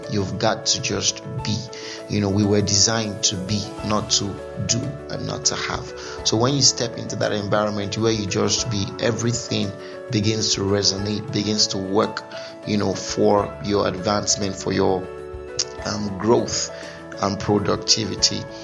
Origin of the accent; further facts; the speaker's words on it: Onitsha, Anambra, Nigeria; I grew up, I was born in Anambra State. Sorry, did I just say Anambra State? Yeah, Anambra State. Yeah, about precisely in Onitsha.